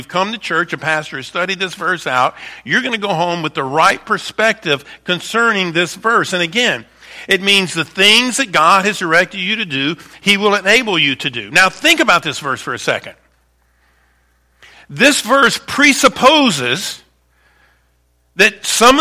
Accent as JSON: {"language": "English", "town": "Baton Rouge", "region": "Louisiana", "country": "United States", "tie": "born or raised there", "moved": "as an adult", "lives_now": "Northern Michigan, United States", "said": "I was raised in Baton Rouge, Louisiana, a city that would be very similar to Lansing"}